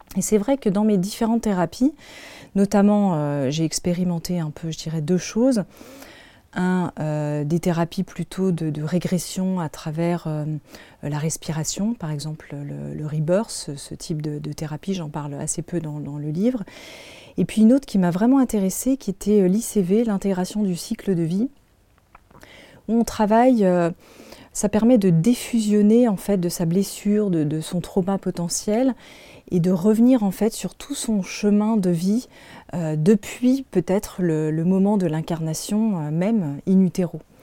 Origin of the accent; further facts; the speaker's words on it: Paris, Île-de-France, France; je suis née en France, je suis née à Paris